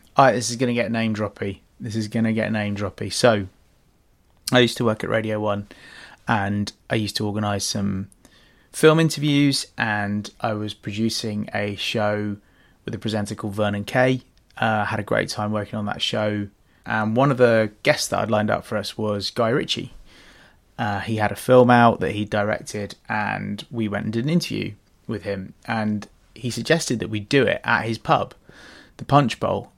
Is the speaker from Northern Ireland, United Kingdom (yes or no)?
no; London, United Kingdom; also born or lived in Australia; Growing up in West London, Ealing, Fuller's was our local brewery